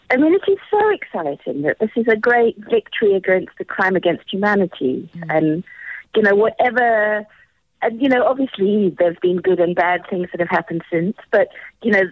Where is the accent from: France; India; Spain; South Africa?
South Africa